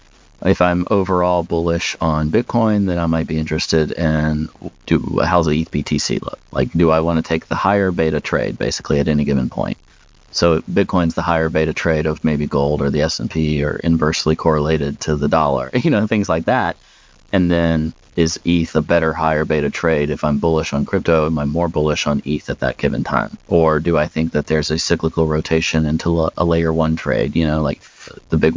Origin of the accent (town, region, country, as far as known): United States